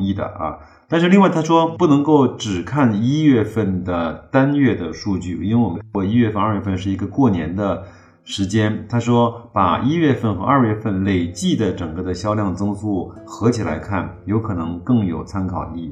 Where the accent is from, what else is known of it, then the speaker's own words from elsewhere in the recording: China; 不像我们在中国有